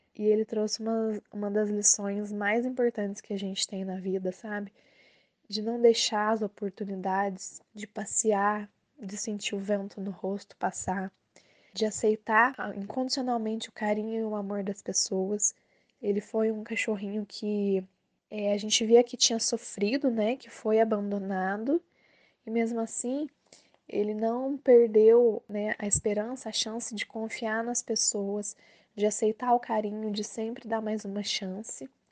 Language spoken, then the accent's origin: Portuguese; Maria da Fé, Minas Gerais, Brazil; eu sou de Maria da Fé, Minas Gerais